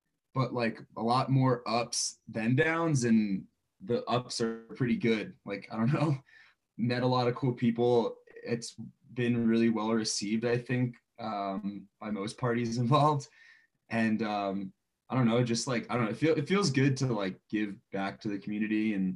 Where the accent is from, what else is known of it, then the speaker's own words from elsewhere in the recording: Croton-on-Hudson, New York, United States; moved away as an adult; also born or lived in Binghamton, New York; now in Mammoth Lakes, United States; I grew up in Croton, Hudson, New York. It's about an hour outside of New York City